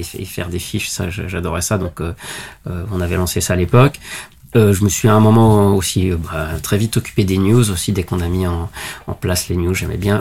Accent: Lyon, Auvergne-Rhône-Alpes, France; je suis originaire de Lyon.

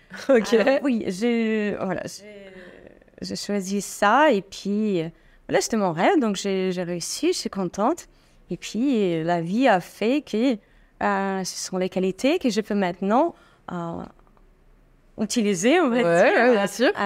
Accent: Estonia; born there; Et en fait, euh, moi, je suis née en Estonie. Rien à voir avec ma pays d'origine

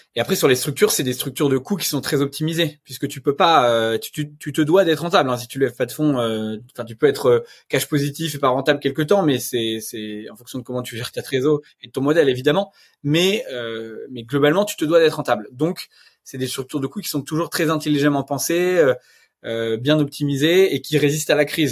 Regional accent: Normandy, France; je suis normand, je viens d'un village le gaulois

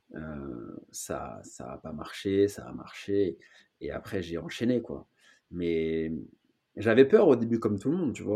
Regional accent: Paris, Île-de-France, France; je suis né à Paris, j'habite à Paris

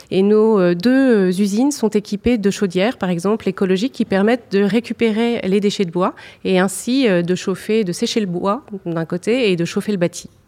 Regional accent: Béthune, Hauts-de-France, France; also born or lived in Lille; Alors, je suis originaire, euh, enfin, je suis née à Béthune. J'ai vécu beaucoup euh, dans la banlieue lilloise.

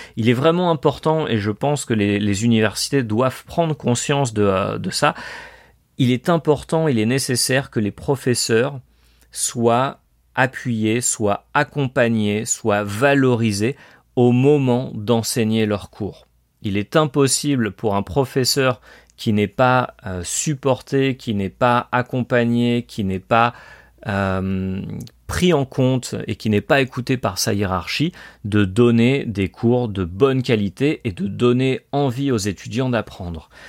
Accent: France; moved away as an adult; also born or lived in Colombia; yo soy francés, je suis français

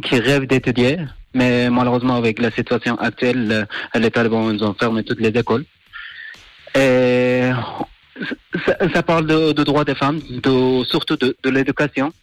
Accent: Afghanistan; now in Neuchâtel, Switzerland; je viens de l'Afghanistan. Et du coup, j'ai, j'ai vécu cette guerre

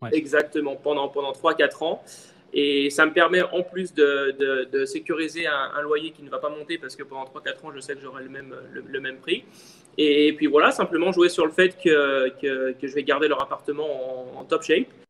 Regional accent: Lyon, Auvergne-Rhône-Alpes, France; moved away as an adult; now in Miami, United States; je suis de Lyon, euh, voilà, je suis de Lyon en France

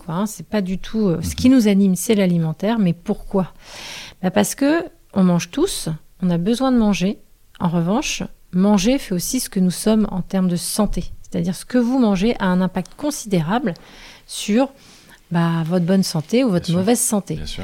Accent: Quiberon, Brittany, France; j'ai vécu mon enfance à Quiberon

